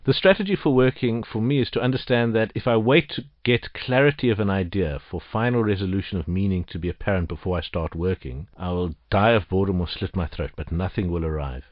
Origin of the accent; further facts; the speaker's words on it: Johannesburg, Gauteng, South Africa; Growing up in Johannesburg as a child